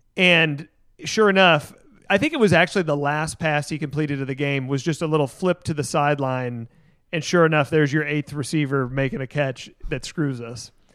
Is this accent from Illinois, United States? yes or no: no; Tennessee, United States; now in Texas, United States; Tennessee, my home state, the state that I grew up